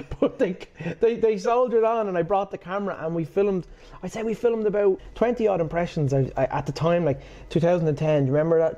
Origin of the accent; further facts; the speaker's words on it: Portmarnock, Leinster, Ireland; also born or lived in Swords / Ashbourne; I'm from Port Marnock